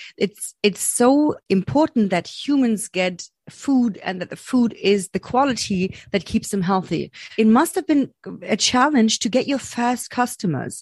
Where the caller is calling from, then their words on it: Berlin, Germany; I'm calling from Berlin, Germany.